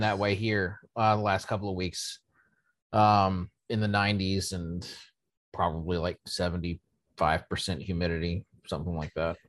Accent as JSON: {"language": "English", "country": "United States", "said": "being an American myself"}